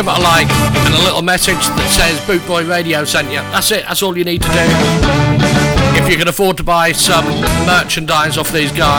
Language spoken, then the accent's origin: English; Lowestoft, East of England, United Kingdom; the same place as me, Lowestoft